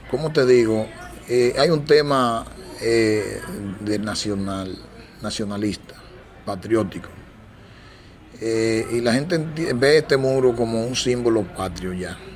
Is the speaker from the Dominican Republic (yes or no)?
yes; Dominican Republic; nosotros mismos como dominicanos estamos siendo afectados con este tema porque se nos recarga este tipo de, de situación y es una carga más para este país.